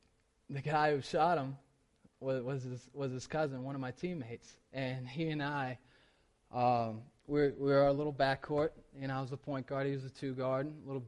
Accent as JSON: {"language": "English", "region": "the South", "country": "United States", "tie": "born or raised there", "said": "I grew up in the South. I'd seen altar calls."}